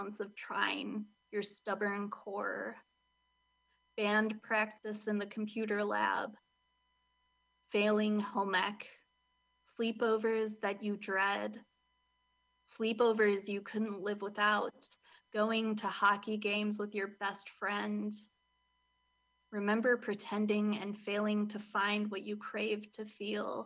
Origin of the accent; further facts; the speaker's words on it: Milwaukee, Wisconsin, United States; I'm from Milwaukee